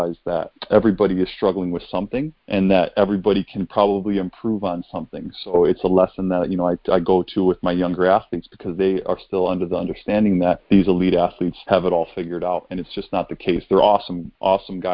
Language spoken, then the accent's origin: English; Kenosha, Wisconsin, United States; moved away; I come from Kenosha